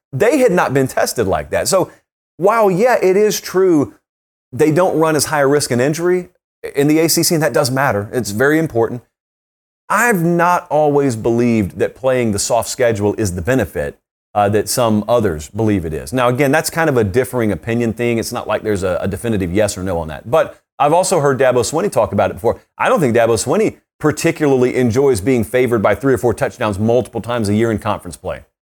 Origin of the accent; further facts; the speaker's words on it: the South, United States; I grew up in the South.